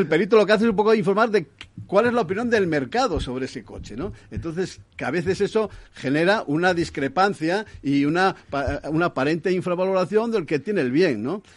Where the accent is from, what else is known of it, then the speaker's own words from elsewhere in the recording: Asturias, Spain; yo soy de Asturias